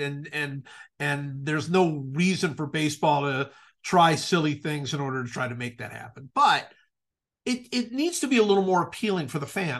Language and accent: English; Cleveland, Ohio, United States; I certainly followed football a lot growing up in Cleveland.